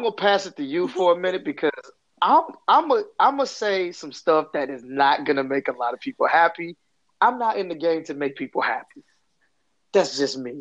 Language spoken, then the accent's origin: English; Flint, Michigan, United States; I'm from Flint, Michigan